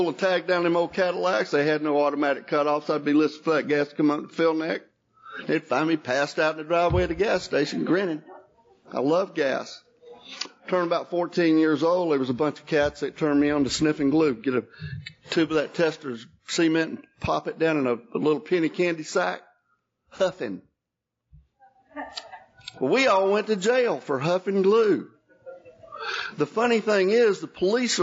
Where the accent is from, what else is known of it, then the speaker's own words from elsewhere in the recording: Jacksonville, Florida, United States; also born or lived in Hazlehurst, Georgia; now in Marietta, United States; We grew up in Jacksonville